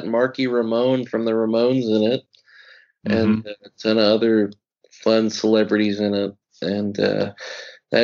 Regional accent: New York, United States; I'm from New York

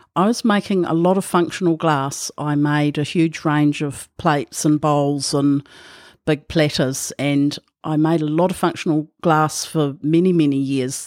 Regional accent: Whitianga, Waikato, New Zealand; also born or lived in Thames; I was born in Thames and I grew up on the Coromandel Peninsula, uh, in small town Witianga on a dairy farm

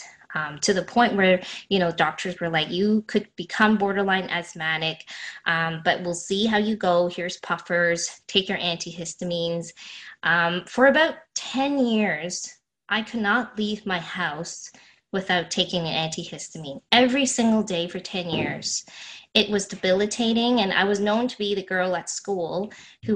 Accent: Toronto, Ontario, Canada; I grew up in Scarborough. So I was born in Scarborough

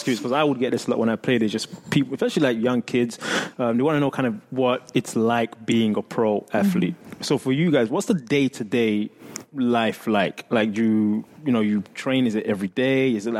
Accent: London, United Kingdom; now in Seattle, United States; I grew up in England, London.

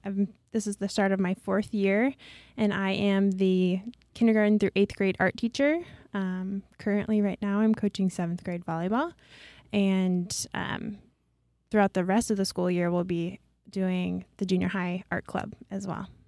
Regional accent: Traer, Iowa, United States; I'm from Traer

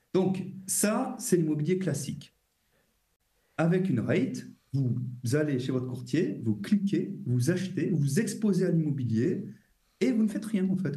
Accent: France; nous en tant que Français

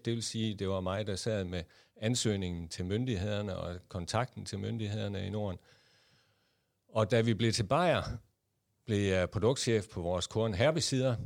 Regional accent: Jutland, Denmark; accent: Jutlandic; moved away as an adult; also born or lived in Copenhagen area; now in Copenhagen, Denmark; I kan måske høre på min accent, at jeg er født og opvokset i Jylland

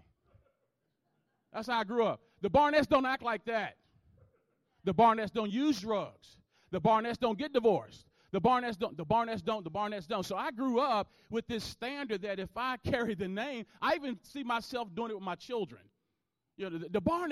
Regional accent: Roanoke, Virginia, United States; moved away; I'm from Roanoke, Virginia, originally

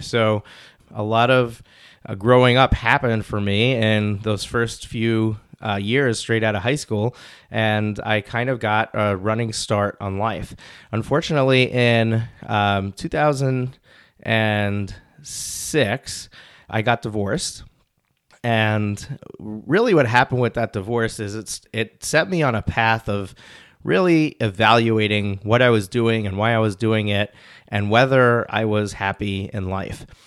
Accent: Rockland County, New York, United States; born or raised there

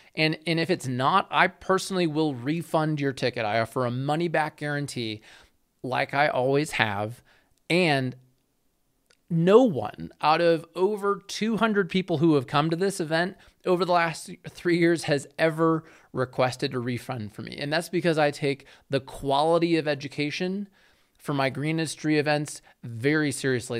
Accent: Chicago, Illinois, United States; I grew up in the Chicago area

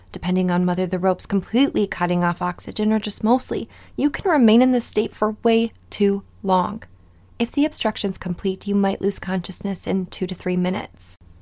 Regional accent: Midwest, United States; I'm from the Midwest

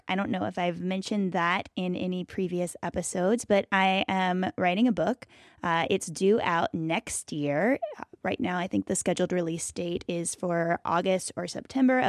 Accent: Bluefield, West Virginia, United States; Pastor Travis there in my hometown of Bluefield, West Virginia

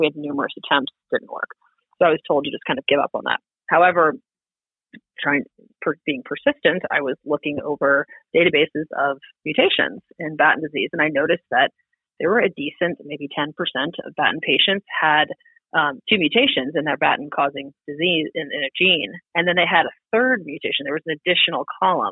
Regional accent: East Coast, United States; moved away; I grew up on the East Coast

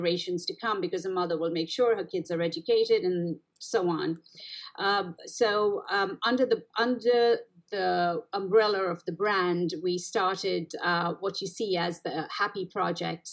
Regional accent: India; also born or lived in Middle East / Italy; now in United States; I was born in India, and as you know, it's a developing country, and we've seen the worst of poverty if you've actually lived and grown up in India

